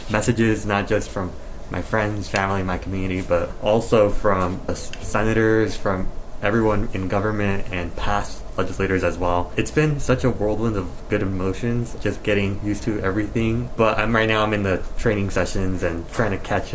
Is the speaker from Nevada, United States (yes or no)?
yes; Las Vegas, Nevada, United States; also born or lived in East Los Angeles, California; I moved to Vegas when I was a toddler. So have been raised in Nevada for most of my life. I consider myself a native Nevadan just because this is where I was raised